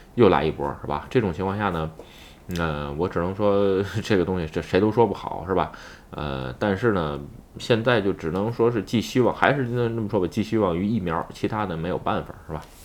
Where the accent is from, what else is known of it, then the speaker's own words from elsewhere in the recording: China; now in Japan; 我这出生在中国